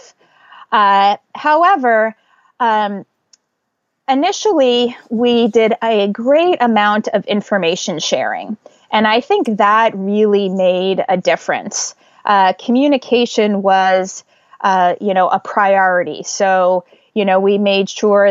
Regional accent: Northern New Jersey, United States; moved away as an adult; now in New York City, United States; I grew up in Northern New Jersey, so only actually 25 miles from where I live right now

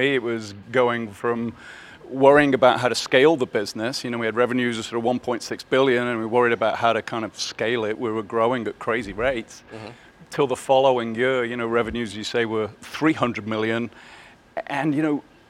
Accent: Birmingham, West Midlands, United Kingdom; moved away; I grew up in Birmingham, you know, essentially, which is the sort of center of the UK.

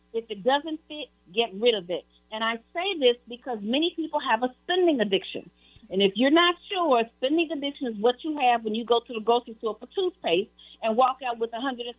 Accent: Chicago, Illinois, United States; I was born and raised in Chicago.

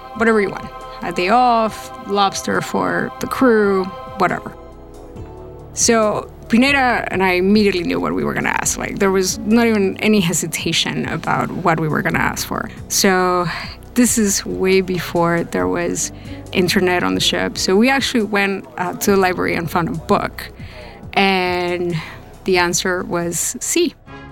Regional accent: Lima, Peru; moved away as an adult; also born or lived in Elizabeth, New Jersey; now in United States; I grew up in Lima, Peru. I lived there until I was 18. At 18, I moved to the States.

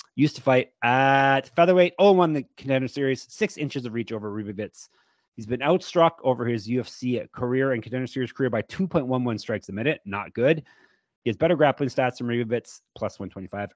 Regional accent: Canada; I am Canadian, as I've been told you can tell by my voice

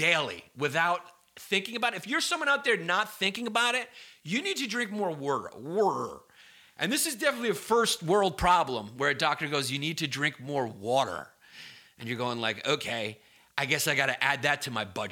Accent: New York, United States; I am from New York

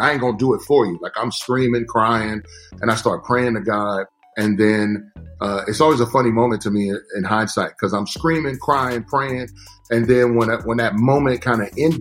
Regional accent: Texas, United States; growing up in Texas

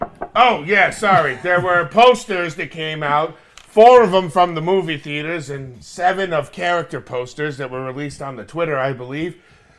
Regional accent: New Jersey, United States; I'm from New Jersey.

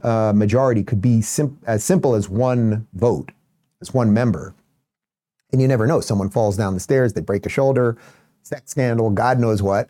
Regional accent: Long Island, New York, United States; also born or lived in Brooklyn; I was born in Brooklyn, nineteen seventy-six, and we moved to Long Island in about seventy-nine

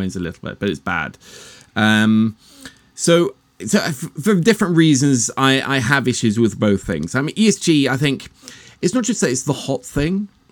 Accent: Norway; I'm actually Norwegian

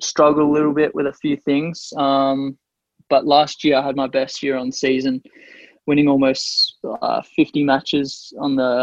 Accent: Tasmania, Australia; grew up in Tassie.

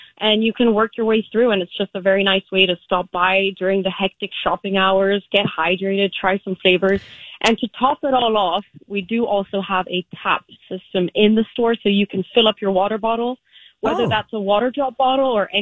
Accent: Vienna, Austria; moved away as an adult; now in United States; we started in 2017 in Vienna. That's my hometown.

